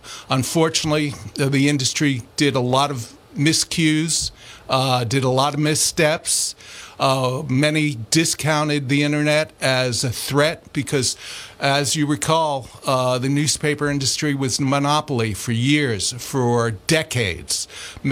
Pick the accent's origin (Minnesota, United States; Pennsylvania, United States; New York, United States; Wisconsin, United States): New York, United States; New York City; I grew up in Queens